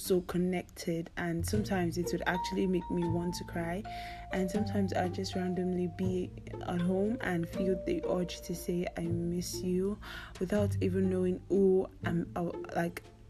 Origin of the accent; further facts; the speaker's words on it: Nigeria; I'm a Nigerian weirdo